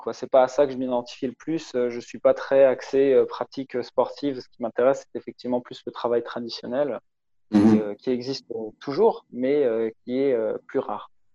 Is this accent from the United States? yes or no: no; Strasbourg, Grand Est, France; je, viens de Strasbourg, c'est euh, c'est à l'est de la France